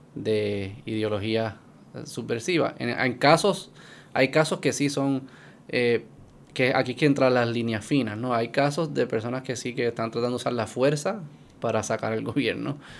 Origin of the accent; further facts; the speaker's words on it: Puerto Rico; como puertorriqueño y como alguien que no se ha inculcado mucho en esa cultura